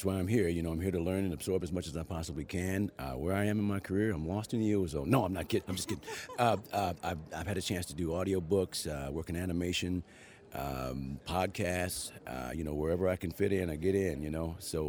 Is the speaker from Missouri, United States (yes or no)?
yes; St. Louis, Missouri, United States; moved away as an adult; now in Los Angeles, United States; I was born and raised in St. Louis, Missouri. And then I ran away screaming 26 years ago to Los Angeles. So I'm out of Los Angeles.